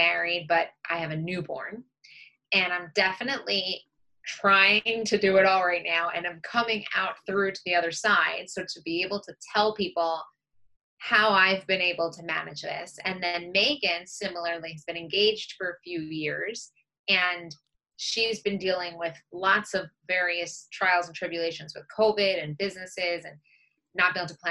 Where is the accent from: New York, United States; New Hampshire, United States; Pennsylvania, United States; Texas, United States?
New York, United States; Long Island; I grew up on Long Island, which is in New York